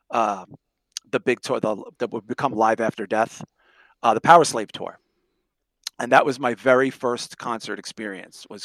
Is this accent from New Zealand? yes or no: no; Sheepshead Bay, New York, United States; There were older metalhead kids where we grew up in Sheepshead Bay. Uh, it was mostly like a very Italian Irish, you know, area.